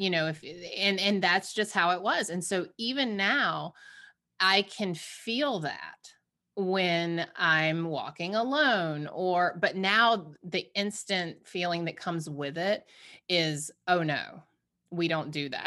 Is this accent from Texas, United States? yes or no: no; Savannah, Georgia, United States; growing up in the South, um, in Savannah